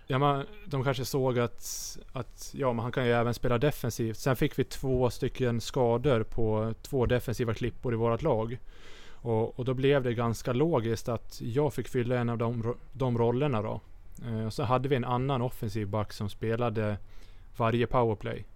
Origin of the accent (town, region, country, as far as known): Sweden; moved away